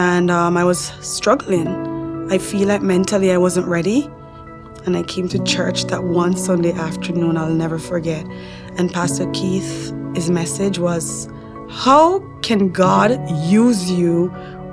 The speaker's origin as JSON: {"language": "English", "country": "Jamaica", "tie": "born or raised there", "moved": "as an adult", "lives_now": "Canada", "said": "I grew up in Jamaica in a big household with my mom."}